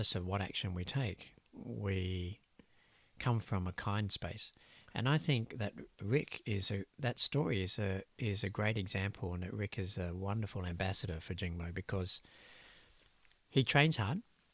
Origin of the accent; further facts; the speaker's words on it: Australia; Growing up as an Aussie boy